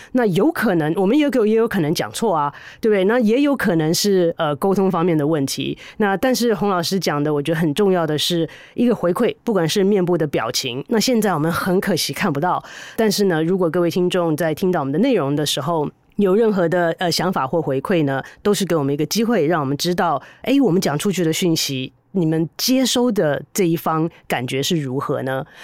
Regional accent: Taiwan; 我们台湾人

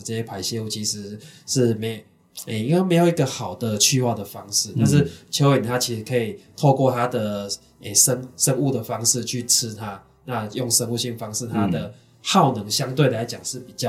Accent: Chiayi, Taiwan; 那负因为我是嘉义人，所以那时候是负责嘉义区域的

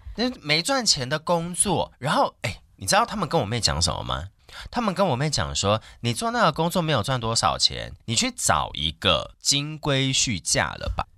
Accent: Longtan, Taoyuan, Taiwan; 我从小在龙潭

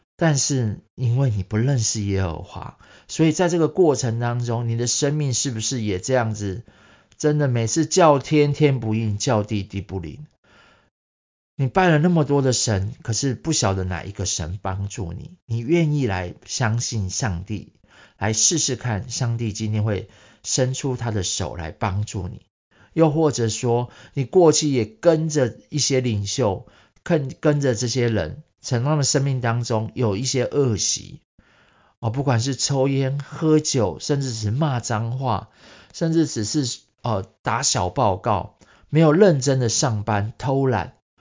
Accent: Taiwan; 我， 台湾人

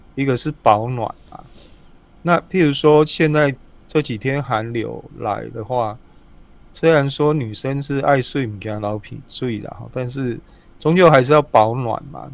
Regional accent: Taiwan; 我们台湾人

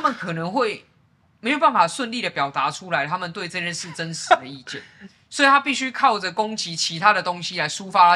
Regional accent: Taipei, Taiwan; 我自己是在文山区出生长大的

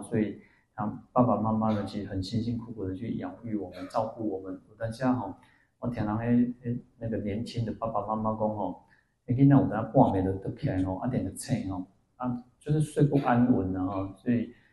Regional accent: Taiwan; 我们说我们是台湾人

